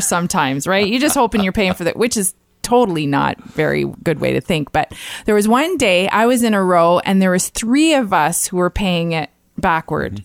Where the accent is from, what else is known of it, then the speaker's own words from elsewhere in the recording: Niagara Falls, Ontario, Canada; now in Ottawa, Canada; I grew up in Niagara Falls